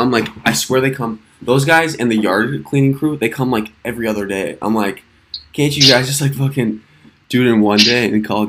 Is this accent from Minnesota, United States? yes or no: yes; Minnesota, United States; I'm from Minnesota, so we would have like nothing for mountains.